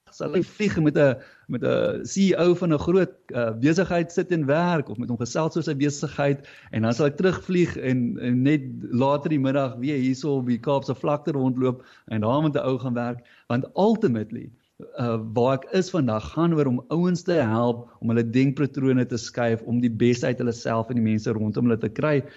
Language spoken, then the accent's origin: Afrikaans; Fish Hoek, Western Cape, South Africa; hier in die Suidskiereiland van die Kaap uh Vishoek Noordhoek omgewing het, het eh, het ek groot geword